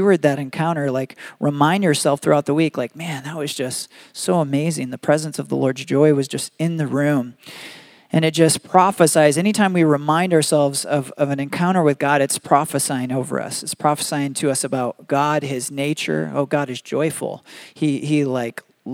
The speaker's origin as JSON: {"language": "English", "region": "Michigan", "country": "United States", "tie": "born or raised there", "moved": "yes", "lives_now": "Arizona, United States", "said": "I grew up in Michigan"}